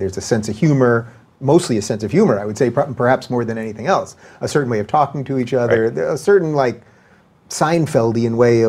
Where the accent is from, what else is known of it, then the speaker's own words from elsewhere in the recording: Long Island, New York, United States; so I grew up in Long Island, everyone was either Jewish or Greek or Italian, basically